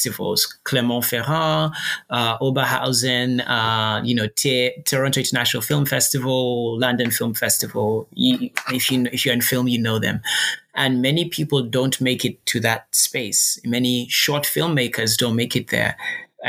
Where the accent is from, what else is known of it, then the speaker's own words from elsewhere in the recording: Uganda; moved away; also born or lived in Reading; I am from Uganda